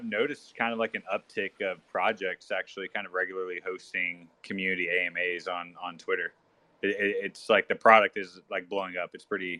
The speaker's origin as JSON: {"language": "English", "region": "the South", "country": "United States", "lives_now": "Texas, United States", "said": "as Mitu mentioned and doxed. I am from the South, so I'm out of Texas right now."}